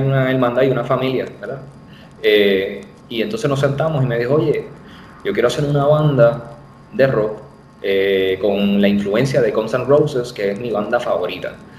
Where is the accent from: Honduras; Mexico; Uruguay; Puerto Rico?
Puerto Rico; Bayamón; also born or lived in Corozal, Puerto Rico; nací en Bayamón, Puerto Rico, la ciudad vaquera.